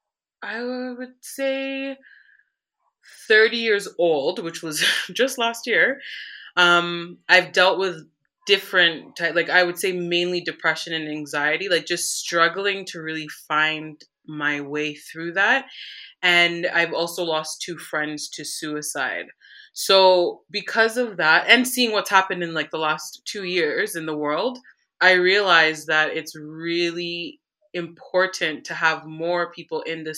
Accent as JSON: {"language": "English", "town": "Newmarket", "region": "Ontario", "country": "Canada", "tie": "born or raised there", "said": "I was born and raised in Newmarket, Ontario, so which is north of Toronto."}